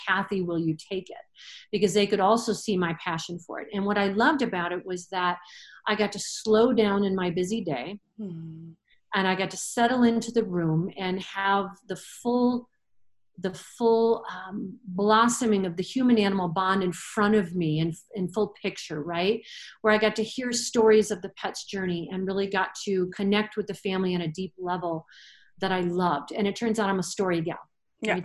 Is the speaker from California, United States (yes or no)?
no; Michigan, United States; moved away as an adult; now in Colorado, United States; I was born and raised in Michigan, so it was a natural fit to go to Michigan State